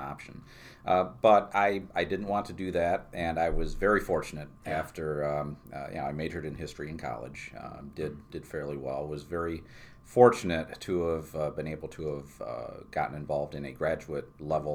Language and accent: English; New Berlin, New York, United States; growing up in New Berlin and with parents that stayed together for 50-plus years.